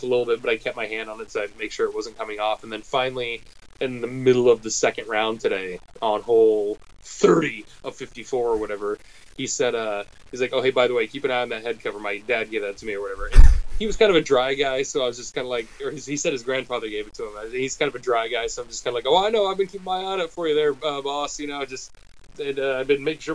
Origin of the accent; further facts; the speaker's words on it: United States; as American